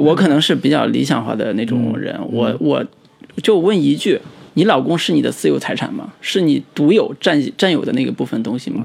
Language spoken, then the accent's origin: Chinese; China; 我们中国人